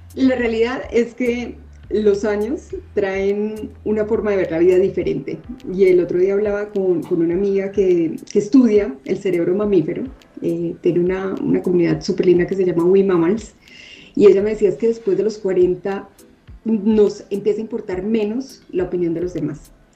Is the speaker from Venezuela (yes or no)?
no; Medellín, Antioquia, Colombia; moved away as an adult; also born or lived in Bogotá / Bilbao, Spain / Miami; now in Mexico City, Mexico; yo nací en Bogotá, sin embargo, viví en Medellín como hasta los 25 años